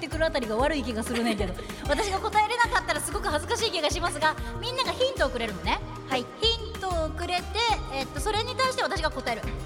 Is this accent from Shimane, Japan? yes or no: yes; Ōda, Shimane, Japan; moved away; 私も大田で育った